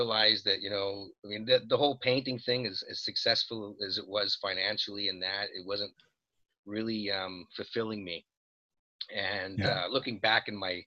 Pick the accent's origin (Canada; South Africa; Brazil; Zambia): Canada; Montreal, Quebec; We're both from Montreal.